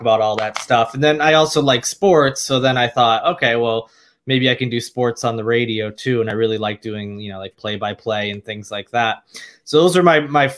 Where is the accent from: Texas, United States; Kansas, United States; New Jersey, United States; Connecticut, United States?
Connecticut, United States; Ellington; moved away as an adult; now in Charleston, United States; I'm from a small town in Connecticut called Ellington and, you know, grew up there, spent most of my life there